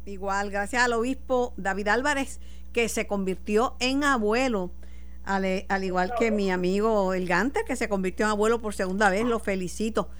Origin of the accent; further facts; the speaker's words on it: Mayagüez, Puerto Rico; En mi pueblo, querido de Mayagüez